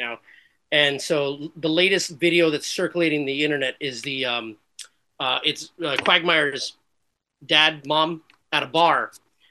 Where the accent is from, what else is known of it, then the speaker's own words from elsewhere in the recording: Los Angeles, California, United States; I grew up in East LA, as I mentioned, Huntington Park, which is closer to South Central